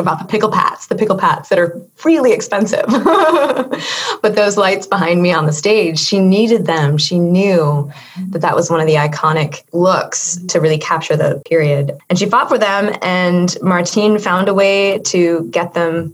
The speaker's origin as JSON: {"language": "English", "region": "California", "country": "United States", "said": "as a Californian"}